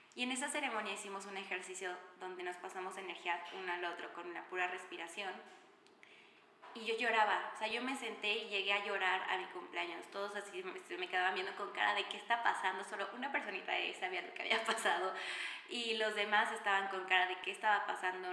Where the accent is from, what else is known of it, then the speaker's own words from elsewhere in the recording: Mexico City, Mexico; soy mexicana, 100% mexicana de la Ciudad de México